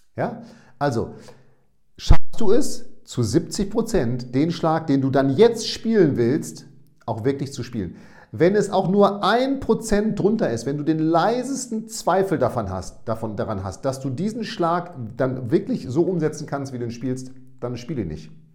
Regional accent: Münster, North Rhine-Westphalia, Germany; now in Bremen, Germany; in meine Geburtsstadt zu meinen Eltern

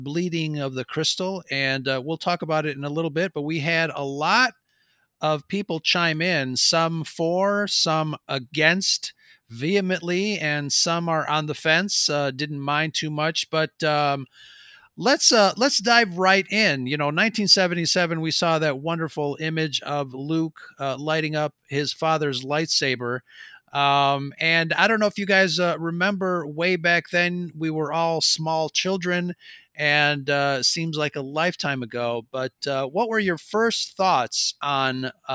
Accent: Mexico; accent: Mexican; my Mexican accent

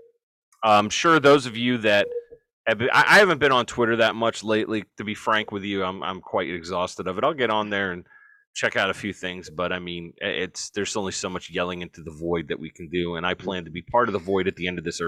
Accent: Jersey City, New Jersey, United States; I'm from Jersey City

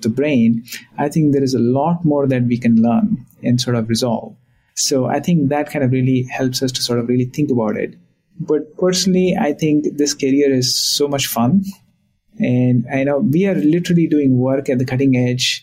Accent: India; now in Boston, United States; I was born in India, and the life in India was different when I was growing up

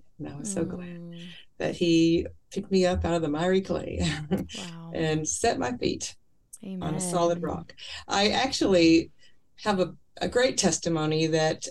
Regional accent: Kentucky, United States; I was raised in Kentucky

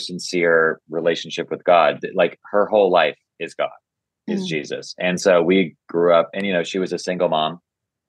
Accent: Nashville, Tennessee, United States; I grew up in Nashville

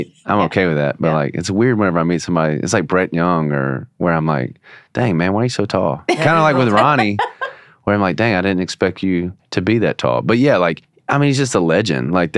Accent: Shreveport, Louisiana, United States; also born or lived in Bossier City, Louisiana; now in Nashville, United States; kind of my hometown. We've always said Shreveport, Bossier. I was born in Shreveport.

